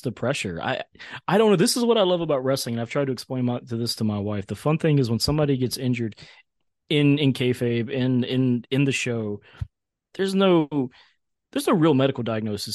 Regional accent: outside of Charlotte, North Carolina, United States; I grew up outside of Charlotte about forty-five minutes to an hour.

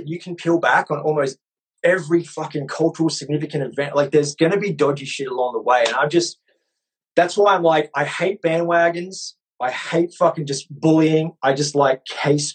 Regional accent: Australia; moved away; I've been beaten up like 40 fucking times growing up in Australia

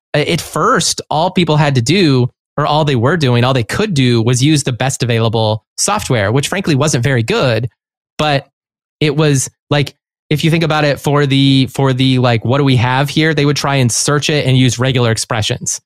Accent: Chicago, Illinois, United States; I was from Chicago.

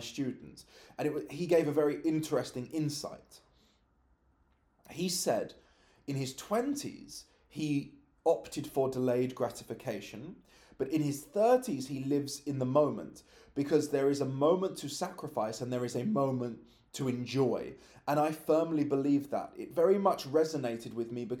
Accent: London, United Kingdom; I was born and raised in London

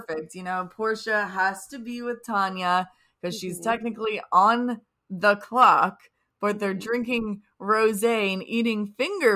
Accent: United States; we're American

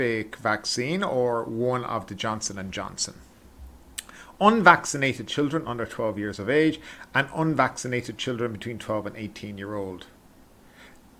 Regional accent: Ireland; I'm from Ireland

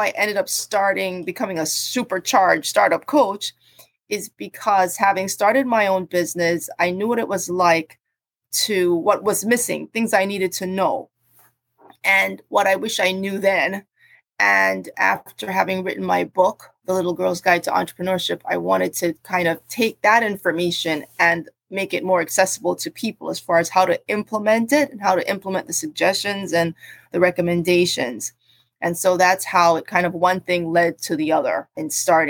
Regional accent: Jamaica; also born or lived in Cambridge, England / New Jersey, United States; I was born in Cambridge, and so I have an affinity for having a multicultural background, and all those things have come to bear on me deciding to end up where I am now. My family is originally from Jamaica, and I grew up in Jamaica and in the US, in New Jersey.

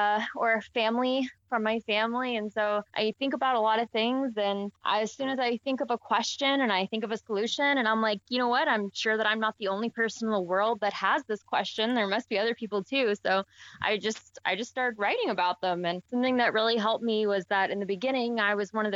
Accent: Arkansas, United States; I'm from Arkansas, which is a state that's not really known for being like the most environmentally eco-friendly state in America

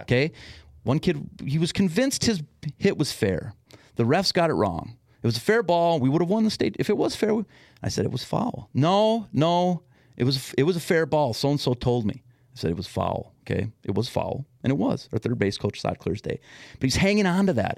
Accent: West Metro, Minnesota, United States; also born or lived in Madison, Wisconsin / Los Angeles, California; now in Blaine, United States; I grew up in the West Metro

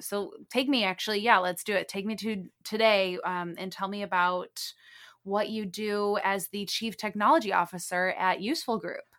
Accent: Lake Forest, Illinois, United States; now in Miami, United States; I'm from Chicagoland area as well, Lake Forest.

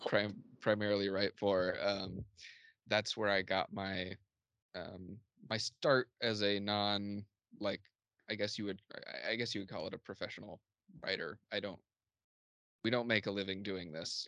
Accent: Columbus, Indiana, United States; my hometown Columbus, Indiana, as boring. I think it's a really cool small town, uh, especially for Southern Indiana

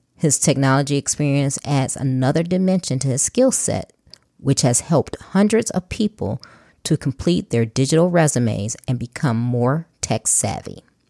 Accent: Chicago, Illinois, United States; I'm originally from Chicago, so I grew up in inner city Chicago

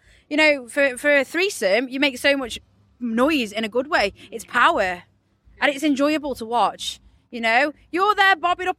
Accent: Stoke-on-Trent, West Midlands, United Kingdom; Well, I'm from Stoke.

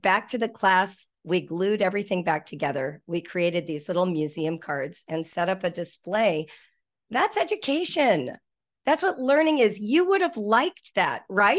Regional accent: Malibu, California, United States; In the nineteen seventies, I grew up in Malibu Canyon

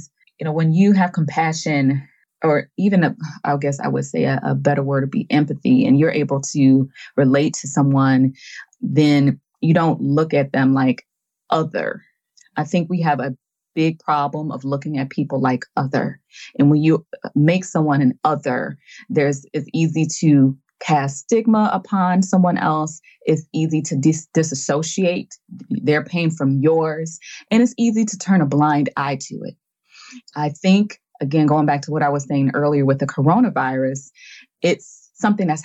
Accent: United States; I'm from the United States

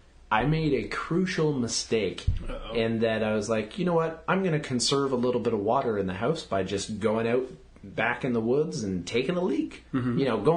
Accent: Canada; We're Canadians

